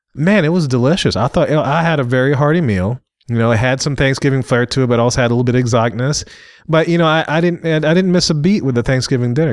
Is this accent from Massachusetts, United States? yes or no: no; Louisiana, United States; I'm from Louisiana